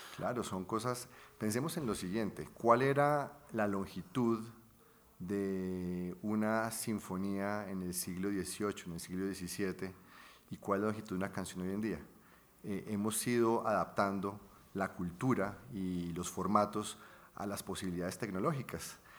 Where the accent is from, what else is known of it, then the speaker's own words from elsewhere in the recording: Bucaramanga, Santander, Colombia; moved away as an adult; also born or lived in London; Yo nací en Bucaramanga.